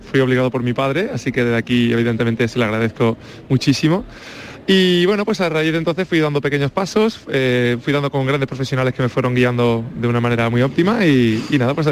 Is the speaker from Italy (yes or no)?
no; Tomares, Andalusia, Spain; now in Barcelona, Spain; empecé en Tomares, en mi pueblo